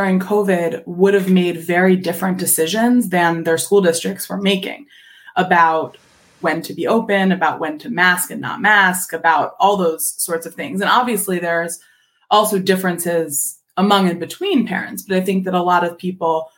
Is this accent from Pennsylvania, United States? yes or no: yes; Philadelphia, Pennsylvania, United States; I'm from Philadelphia.